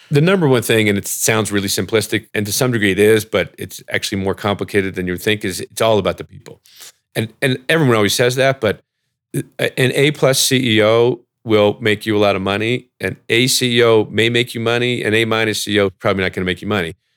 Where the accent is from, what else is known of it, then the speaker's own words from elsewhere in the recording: New Jersey, United States; also born or lived in Ithaca, New York / Oxford, United Kingdom; I grew up in New Jersey